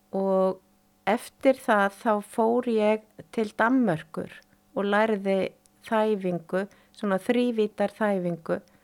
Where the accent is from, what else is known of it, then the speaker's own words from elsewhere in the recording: Akureyri, Northeastern Region, Iceland; ég fætt á uppalinn í Þorpinu á Akureyri